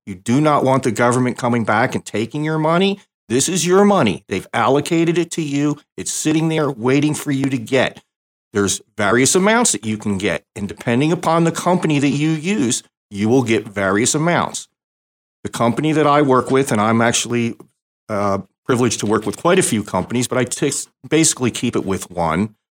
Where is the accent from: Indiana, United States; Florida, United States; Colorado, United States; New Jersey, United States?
New Jersey, United States; also born or lived in Canada; I grew up in South Jersey, and that was a very blue state area